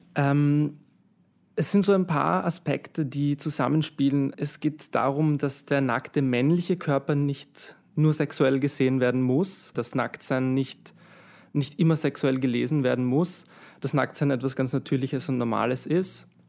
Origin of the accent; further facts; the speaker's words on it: Vienna, Austria; ich bin aus Wien